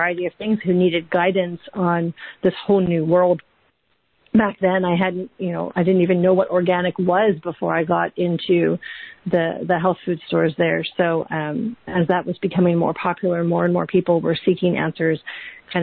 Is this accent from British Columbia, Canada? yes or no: yes; Vancouver Island, British Columbia, Canada; moved away as an adult; also born or lived in London, United Kingdom; We're from Vancouver Island originally in Canada